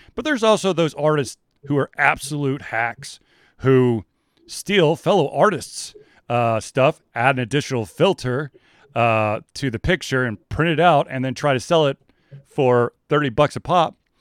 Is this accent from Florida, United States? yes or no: no; Atlanta, Georgia, United States; I grew up in Atlanta